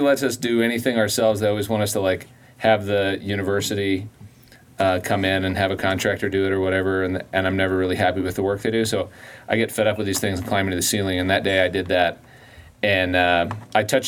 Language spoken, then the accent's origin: English; Colorado, United States; I grew up in Colorado